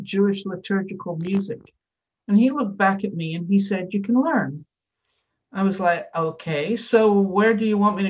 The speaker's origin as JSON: {"language": "English", "region": "Scotland", "country": "United Kingdom", "tie": "born or raised there", "moved": "yes", "said": "as a child on the steps of my tenement building, growing up in Scotland"}